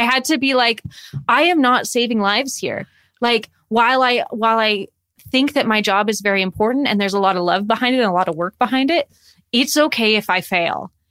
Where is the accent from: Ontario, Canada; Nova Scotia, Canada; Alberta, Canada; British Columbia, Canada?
Alberta, Canada; Calgary; moved away as an adult; also born or lived in Toronto; I'm originally from Calgary, and I moved to Toronto to go to school for acting